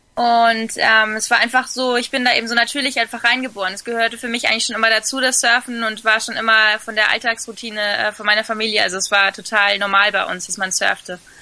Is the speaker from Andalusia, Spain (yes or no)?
no; Fuerteventura, Canary Islands, Spain; born or raised there; also born or lived in Sylt, Germany